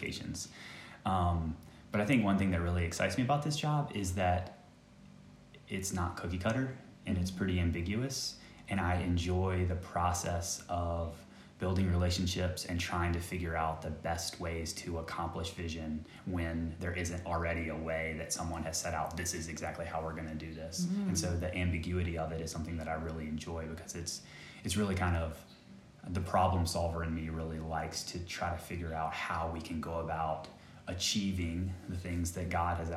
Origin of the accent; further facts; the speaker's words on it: Virginia, United States; moved away as an adult; now in Lilongwe, Malawi; I am from the U.S. I am from, grew up in Virginia, and I currently live in Lilongwe, Malawi